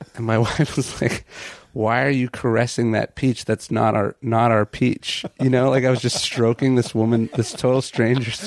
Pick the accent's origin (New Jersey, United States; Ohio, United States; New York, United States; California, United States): California, United States; Sacramento; I grew up in Sacramento